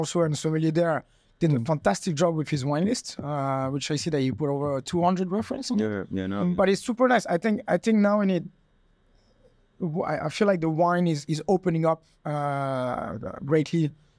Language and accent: English; Monaco; English is a second language; moved away as an adult; now in Thailand; And I come from Monaco, which, we are aiming at elites or billionaires and millionaires coming in, spending ridiculous money on wine.